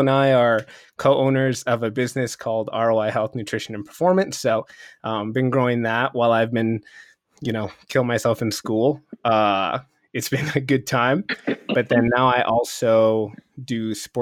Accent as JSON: {"language": "English", "town": "Chicago", "region": "Illinois", "country": "United States", "also_born_or_lived": "Mississippi", "moved": "as an adult", "said": "I'm originally from Chicago"}